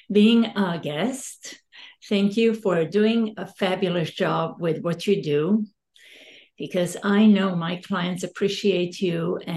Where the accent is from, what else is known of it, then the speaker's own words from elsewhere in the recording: Serbia; now in Sonoma, United States; Sonoma is the best kept secret still. When you right. travel all over the world and you say, I'm from Sonoma, oh, I've never heard about Sonoma. And I said, Napa, Sonoma. Oh, I know about Napa. Even people from my country